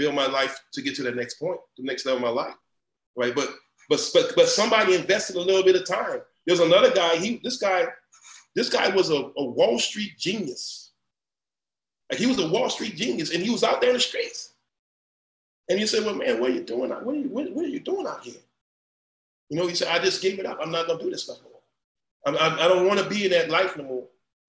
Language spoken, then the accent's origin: English; New Iberia, Louisiana, United States; I'm from Louisiana, I'm from the bottom, I'm from the boot, all right? I'm from New Iberia, Louisiana, I'm from the boot, I mean the mud.